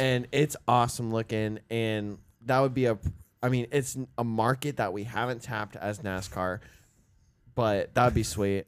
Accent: Florida, United States; we are from Florida

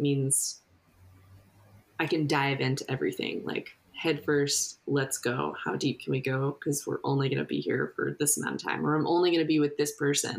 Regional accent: United States; me as an American

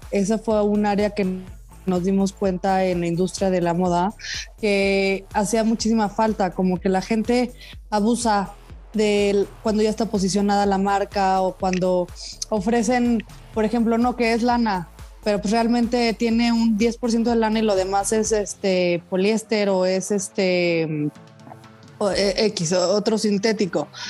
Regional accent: Ciudad Victoria, Tamaulipas, Mexico; moved away as an adult; also born or lived in Puebla / Paris / New York; mi hermano y yo somos de Ciudad Victoria, Tamaulipas.

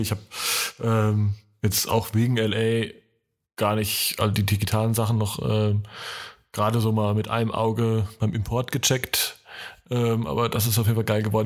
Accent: Franconia, Germany; die bayerische Grenze ist vor meinem Geburtsort äh, oder meiner Heimat nur ein paar Kilometer weit weg

